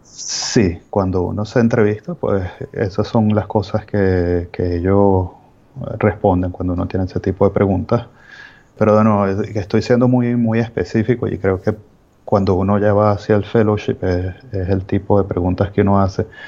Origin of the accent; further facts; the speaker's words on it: Venezuela; moved away as an adult; yo soy médico de Venezuela